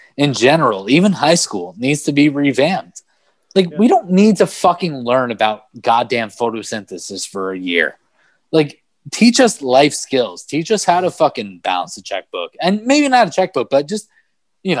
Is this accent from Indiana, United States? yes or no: no; Manalapan, New Jersey, United States; also born or lived in Brooklyn, New York; I grew up in Manalapan, New Jersey, after moving here from Brooklyn